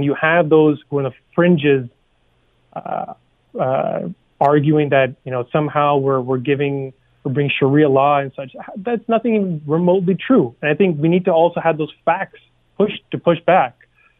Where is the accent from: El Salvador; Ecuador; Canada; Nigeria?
Canada; because we're all Canadian at the end of the day, and we all want the best for ourselves, our neighbors, our families.